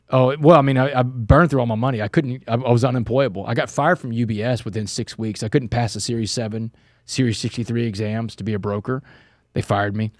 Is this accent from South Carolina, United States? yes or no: no; Texas, United States; my home state